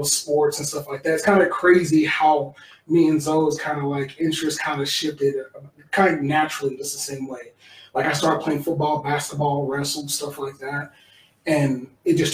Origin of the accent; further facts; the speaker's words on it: Tulsa, Oklahoma, United States; moved away as an adult; also born or lived in Salt Lake City, Utah; now in Utah, United States; Grew up in Tulsa, Oklahoma, and spent most of my time there